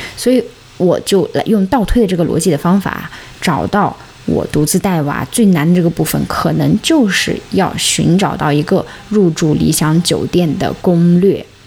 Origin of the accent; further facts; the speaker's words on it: Xinjiang, China; moved away; 家乡新疆最美